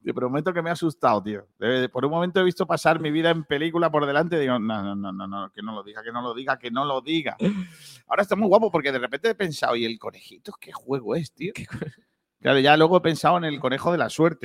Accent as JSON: {"language": "Spanish", "town": "Rincón de la Victoria", "region": "Andalusia", "country": "Spain", "tie": "born or raised there", "said": "Rincón de la Victoria, ¿vale? Que es mi pueblo"}